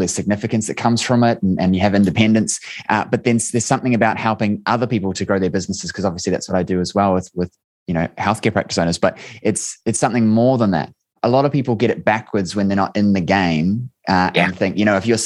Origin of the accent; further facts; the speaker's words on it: New Zealand; I'm from New Zealand